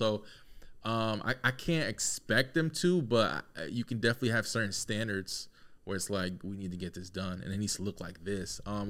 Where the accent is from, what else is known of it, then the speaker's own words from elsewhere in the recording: Peru; also born or lived in Connecticut; No, I'm not Mexican. Oh. No, I'm from Peru.